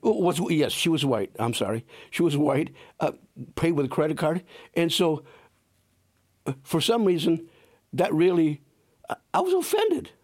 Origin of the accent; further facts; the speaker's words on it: Saginaw, Michigan, United States; moved away as an adult; also born or lived in El Paso, Texas / Plymouth, Indiana; now in South Bend, United States; I grew up in Saginaw, Michigan